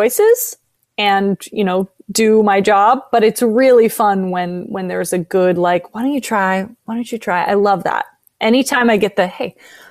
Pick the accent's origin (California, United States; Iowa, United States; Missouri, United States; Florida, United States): California, United States; San Francisco; now in Los Angeles, United States; I love that city. I was born there. But I've never really spent much time there as an adult.